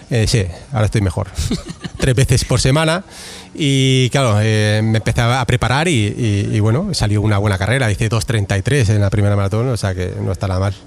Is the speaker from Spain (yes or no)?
yes; Barcelona, Catalonia, Spain; yo soy de Barcelona